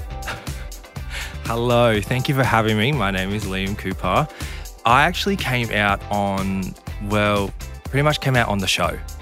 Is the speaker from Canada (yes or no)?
no; Southern Highlands, New South Wales, Australia; I grew up in a small country town of the Southern Highlands.